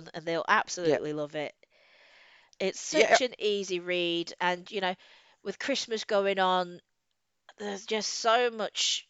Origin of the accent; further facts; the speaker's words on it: Ireland; I'm Irish.